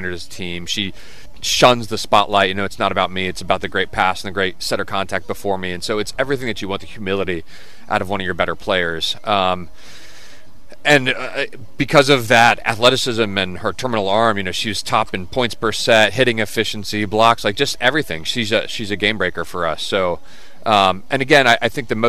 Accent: Dayton, Ohio, United States; now in Virginia, United States; I'm from Dayton. My family, you know, originally from Alabama, Texas, so no real roots in Ohio other than moving for my dad's job. So because of that reason, Dayton is home

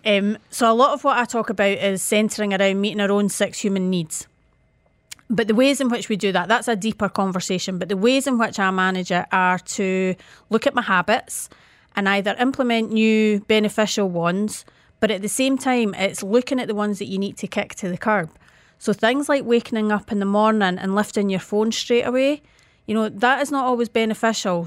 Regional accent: Scotland, United Kingdom

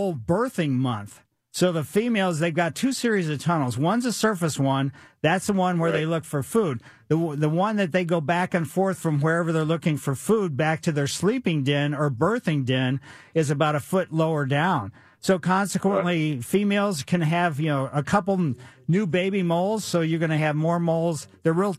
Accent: Ellisville, United States; we had Star Bethlehem in our yard when I was growing up in Ellisville

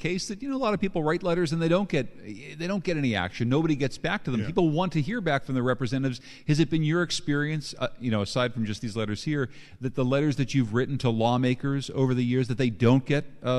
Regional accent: Winsted, Connecticut, United States; My guest today is Ralph Nader, the founder of this museum, right here in my hometown of Winsted.

